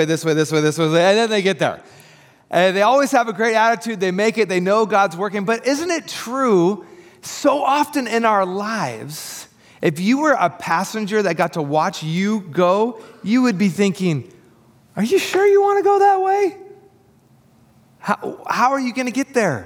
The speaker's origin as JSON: {"language": "English", "area": "Tri-Cities", "region": "Washington", "country": "United States", "moved": "as an adult", "lives_now": "Portland, United States", "said": "we are from the Tri-Cities. And if you don't know anything about the Tri-Cities, Washington, there's not a lot of traffic there"}